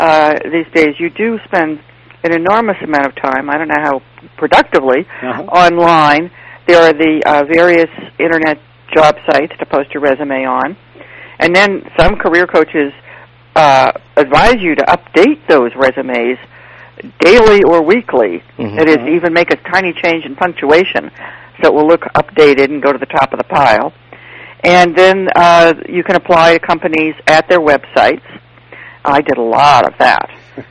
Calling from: Charlottesville, Virginia, United States; I am in Charlottesville, Virginia.

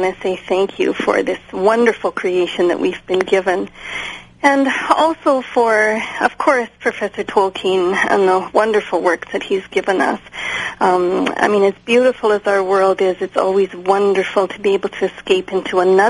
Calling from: Edmonton, Alberta, Canada; I'm calling from Western Canada, more specifically Edmonton

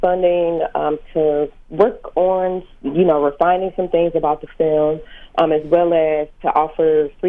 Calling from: St. Louis, Missouri, United States; I'm calling from St. Louis, Missouri.

